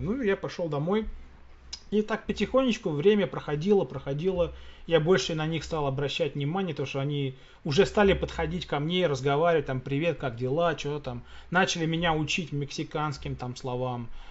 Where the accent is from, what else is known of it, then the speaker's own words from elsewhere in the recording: Russia; moved away; Я говорю, из России